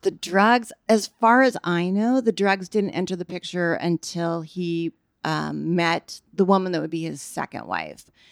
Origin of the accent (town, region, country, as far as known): Bay Area, California, United States; born or raised there; also born or lived in Nebraska